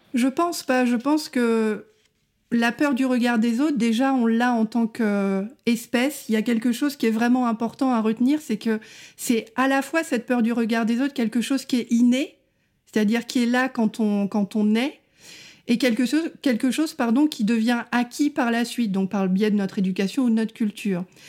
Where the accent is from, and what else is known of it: France